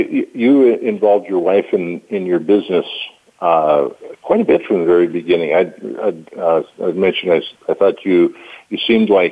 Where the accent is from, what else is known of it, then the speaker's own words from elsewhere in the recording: Valley City, North Dakota, United States; I was raised in Valley City